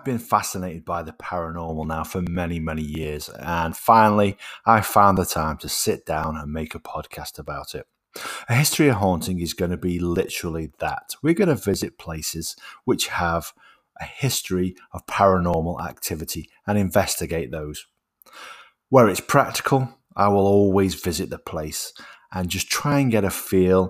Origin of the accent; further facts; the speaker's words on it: Stoke-on-Trent, West Midlands, United Kingdom; I was born in Burslem, Stoke-on-Trent